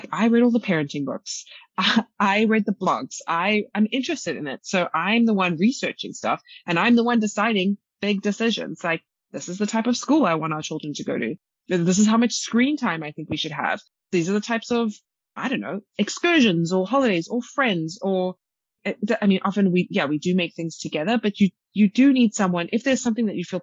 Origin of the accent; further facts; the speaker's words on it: South Africa; I'm from South Africa